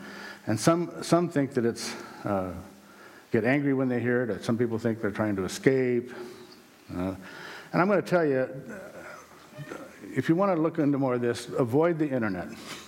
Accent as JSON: {"language": "English", "region": "South Dakota", "country": "United States", "tie": "born there", "said": "I was born in South Dakota. I was born again in Concord at age 16."}